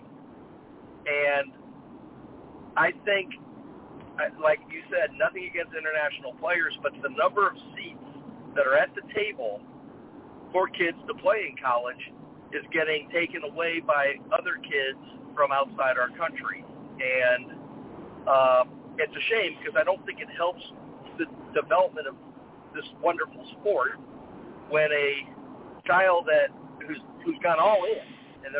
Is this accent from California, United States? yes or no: no; South Bend, Indiana, United States; moved away; I'm from South Bend, Indiana, not far from Detroit, Michigan. And growing up as a kid, my father was in the auto industry